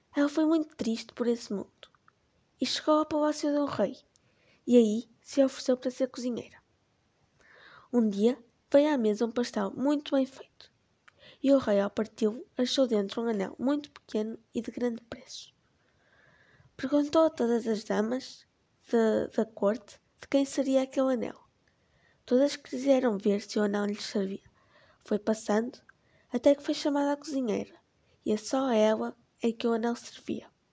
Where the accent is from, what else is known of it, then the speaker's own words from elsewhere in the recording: Portugal; tenho 13 anos e sou portuguesa